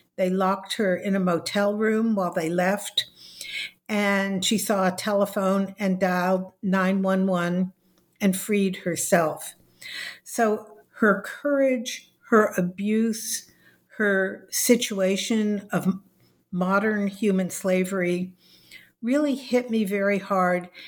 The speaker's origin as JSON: {"language": "English", "town": "Los Angeles", "region": "California", "country": "United States", "tie": "born or raised there", "said": "I was born in Los Angeles, California. I went through the public schools"}